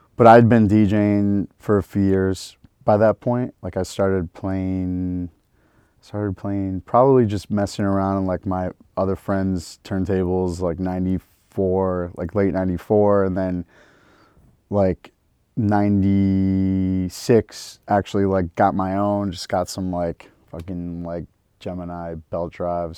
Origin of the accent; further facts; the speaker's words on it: Detroit, Michigan, United States; moved away; three generations of Detroit Jews